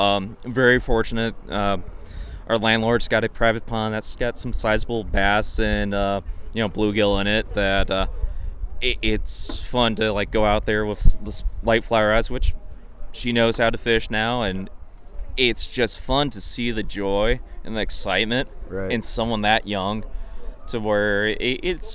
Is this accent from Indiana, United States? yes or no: yes; Hebron, Indiana, United States; Originally from Northwest Indiana, small town called Hebron